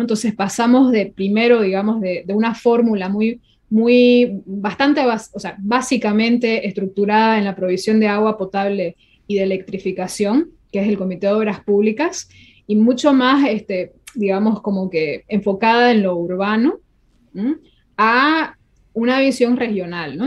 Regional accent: Santa Cruz, Bolivia

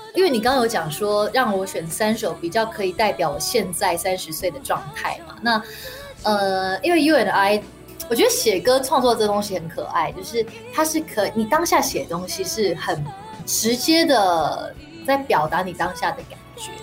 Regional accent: Singapore; moved away; 我在新加坡长大的时候，其实我唱很多R and B

